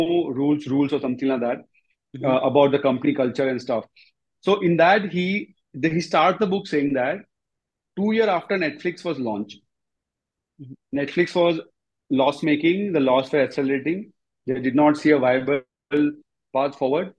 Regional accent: India; I just knew I wanted to be back in India, close to my parents and kind of, you know, my home country.

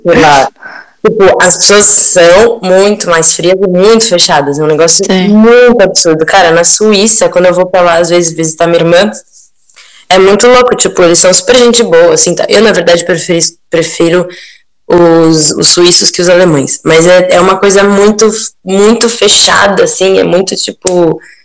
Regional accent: São Paulo, Brazil; now in Turin, Italy

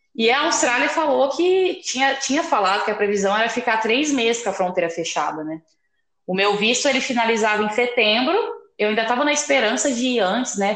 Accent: Guaíra, São Paulo, Brazil; eu sou de Guaíra, interior de São Paulo

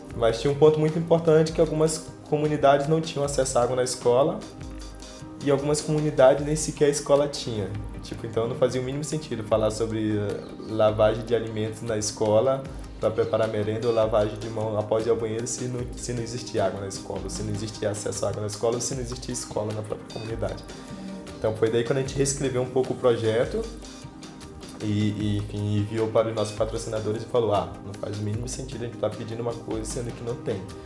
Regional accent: Anamã, Amazonas, Brazil; also born or lived in Manacapuru; Então, eu sou de Anamã, da cidade de Anamã. Fica uns 170 quilômetros de Manaus.

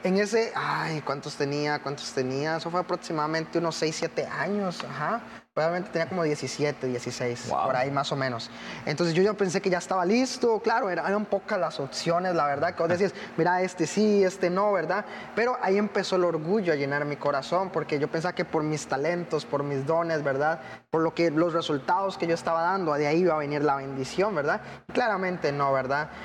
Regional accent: Costa Rica; soy de Costa Rica, aquí nomás, unos cinco países para abajo

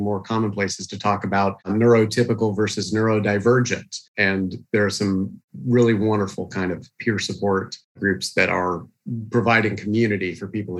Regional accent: East Tennessee, United States; I grew up in East Tennessee

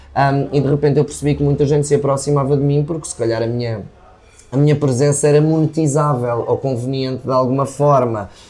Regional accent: Viseu, Centro, Portugal; also born or lived in Lisbon; eu nasci em Lisboa, a minha mãe mudou-se para Viseu quando eu tinha 6 anos

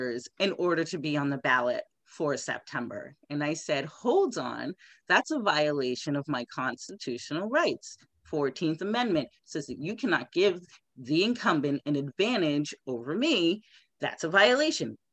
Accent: Randolph, Massachusetts, United States; my hometown Randolph number three

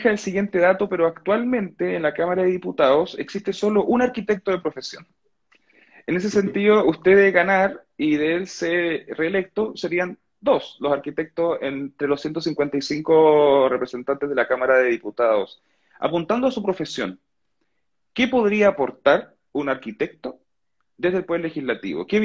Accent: Chile; ¿Qué, recibo yo como ciudadano chileno que impone?

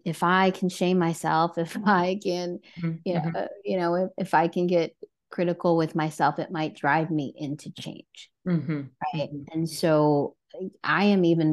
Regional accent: New Jersey, United States; also born or lived in California / Washington; now in Connecticut, United States; I have born and raised in New Jersey

